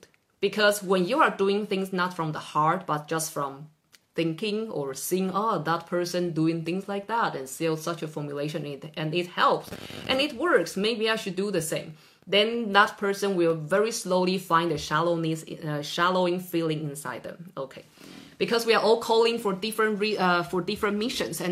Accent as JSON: {"language": "English", "country": "Taiwan", "moved": "yes", "lives_now": "Norway", "said": "I'm from Taiwan originally"}